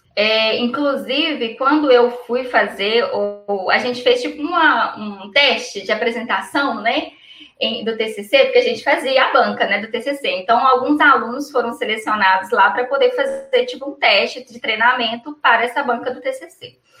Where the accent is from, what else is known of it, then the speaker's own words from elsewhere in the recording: Ipatinga, Minas Gerais, Brazil; Eu sou de Patinga em Minas Gerais